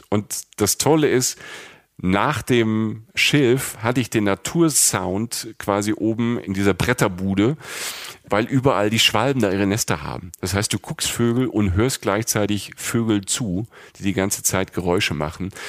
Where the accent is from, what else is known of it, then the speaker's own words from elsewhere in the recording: Lower Saxony, Germany; wir sind aus Friesland, wir sind nicht in Holland, ne? Wir machen kurz in Holland Stopp und gehen wieder rüber, äh, über die Grenze wieder nach Ostfriesland.